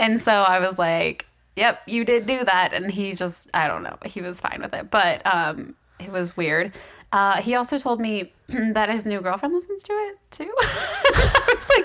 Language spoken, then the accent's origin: English; the South, United States; I am from the south, but I have family in Ohio